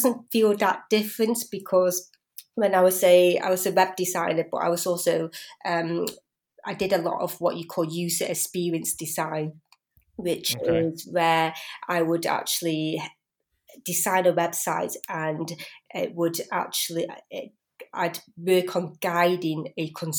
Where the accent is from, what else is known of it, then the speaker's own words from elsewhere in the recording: Biddulph, West Midlands, United Kingdom; also born or lived in Blackburn; I was born in Blackburn, but I was pretty much brought up in Biddulph.